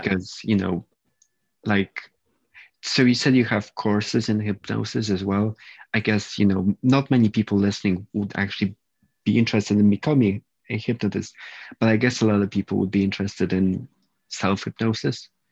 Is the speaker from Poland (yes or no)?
yes; Poland; now in United Kingdom; I'm from Poland originally, but I live in the U K